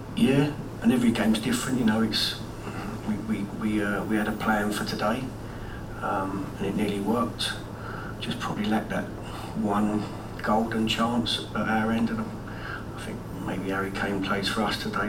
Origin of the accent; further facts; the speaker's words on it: London, United Kingdom; I was born in Elephant and Castle, grew up a Wimbledon fan